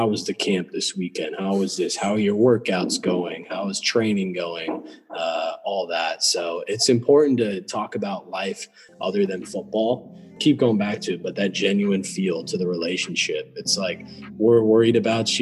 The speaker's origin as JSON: {"language": "English", "town": "Redmond", "region": "Washington", "country": "United States", "tie": "born or raised there", "moved": "as an adult", "said": "I grew up in Redmond, Washington."}